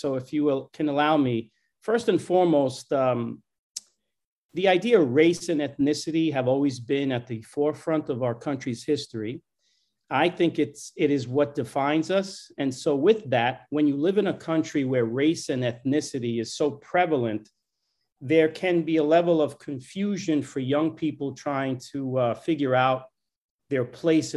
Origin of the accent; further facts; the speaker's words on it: New York City, New York, United States; I was born and raised in New York City.